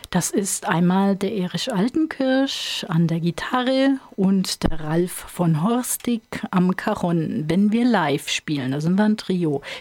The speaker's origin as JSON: {"language": "German", "town": "Ingelheim am Rhein", "region": "Rhineland-Palatinate", "country": "Germany", "said": "Ähm, ich komme aus Ingelheim am Rhein. Das ist auf der anderen Seite, auf der Ebsch-Seite sozusagen."}